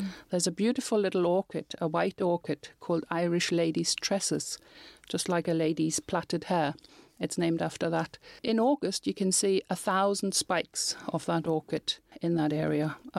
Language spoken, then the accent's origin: English; Germany; moved away as an adult; now in Northern Ireland, United Kingdom; when I came over from Germany to live in Northern Ireland